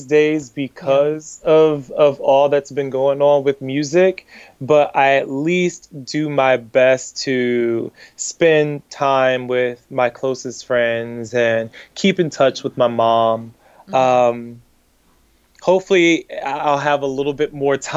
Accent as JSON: {"language": "English", "town": "Miami", "region": "Florida", "country": "United States", "tie": "born or raised there", "said": "growing up the way that I grew up in Miami"}